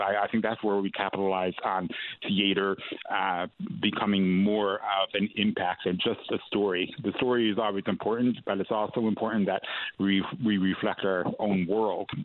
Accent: St. John's, Newfoundland and Labrador, Canada; I'm uh, born and bred here in the east side of St. John's, Newfoundland

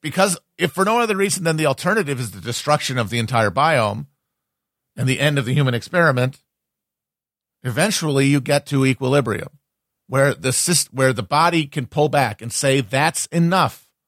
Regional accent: United States; I'm just an American.

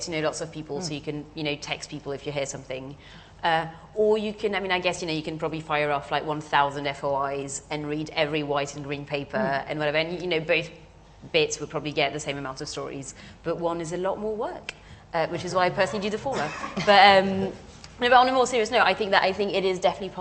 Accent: France; now in United Kingdom; I'm French as well and grew up in France

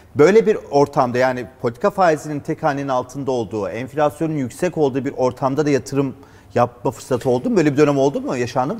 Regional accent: Turkey; biz Türkler olarak

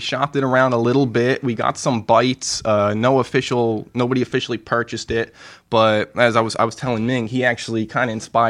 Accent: Chesterfield, New Jersey, United States; I'm originally from, you know, born and raised in New Jersey.

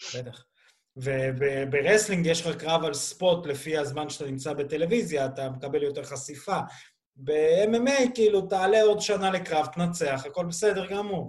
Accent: Belarus; now in Israel; ואני כבלרוסי גאה

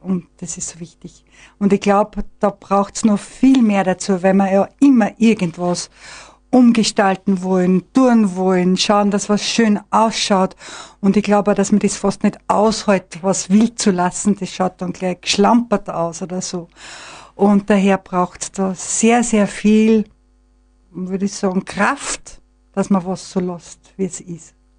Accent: Mosheim, Tyrol, Austria; moved away as an adult; also born or lived in Vienna; Also ich bin äh, in Mosheim geboren, bin in Steinach ins Gymnasium gegangen

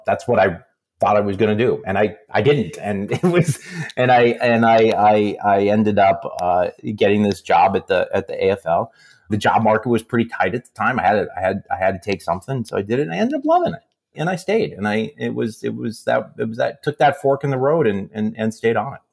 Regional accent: Aberdeen, South Dakota, United States; moved away; I was growing up in South Dakota

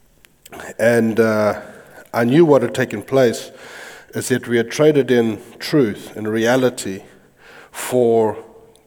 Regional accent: United States; I am American

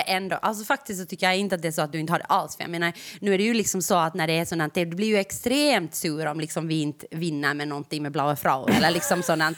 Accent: Ostrobothnia, Finland; Jag har vuxit upp i Österbotten

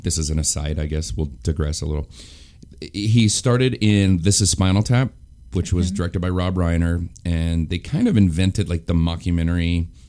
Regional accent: New Mexico, United States; moved away; I grew up in New Mexico.

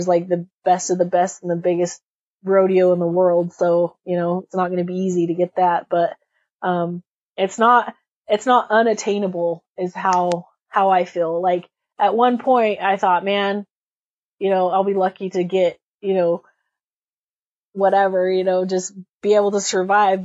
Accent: Burley, Idaho, United States; my hometown PRCA here in Burley

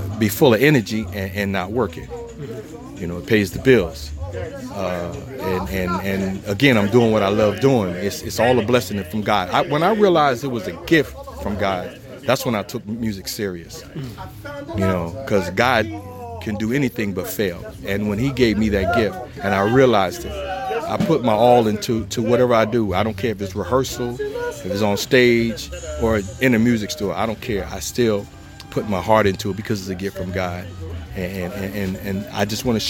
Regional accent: Trenton, New Jersey, United States; moved away as an adult; now in Phoenix, United States; my hometown

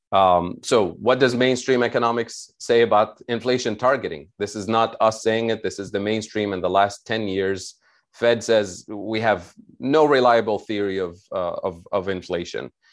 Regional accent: Tunisia; I'm originally from Tunisia

